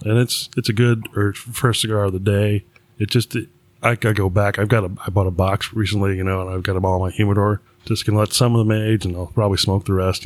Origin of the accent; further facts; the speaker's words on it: New York, United States; I grew up in New York